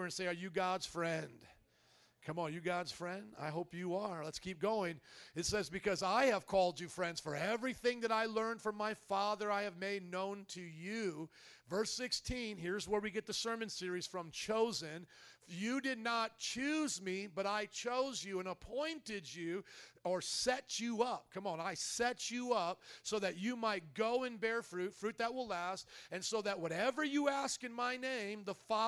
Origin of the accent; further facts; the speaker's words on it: Indiana, United States; also born or lived in New Orleans; now in Chicago, United States; I come from Indiana, the land of cornfields